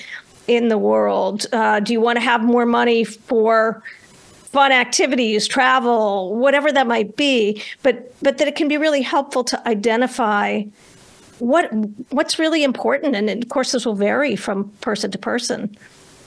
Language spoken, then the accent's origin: English; Northeast United States, United States; I grew up in the Northeast United States